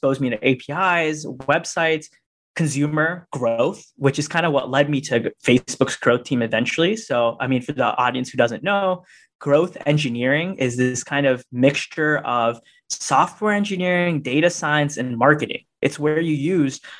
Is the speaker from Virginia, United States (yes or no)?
yes; Northern Virginia, United States; I grew up in Northern Virginia, right outside DC